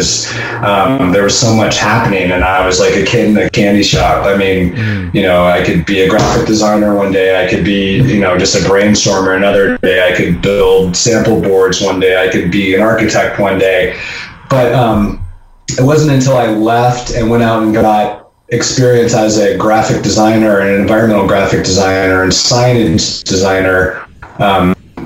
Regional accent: Ohio, United States; moved away as an adult; also born or lived in Chicago; now in Boulder, United States; I grew up in Ohio

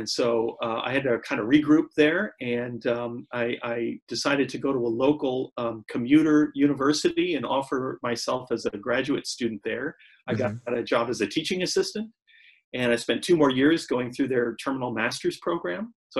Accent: St. Louis, Missouri, United States; also born or lived in Zurich, Switzerland; now in Michigan, United States; I'm from St. Louis

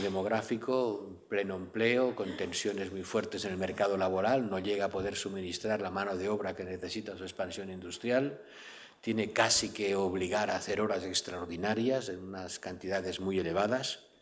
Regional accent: Lleida, Catalonia, Spain; mi tierra natal, el Lleida

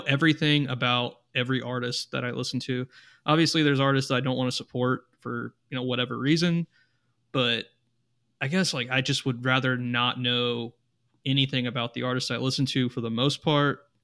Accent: Midwest, United States; I'm from the Midwest.

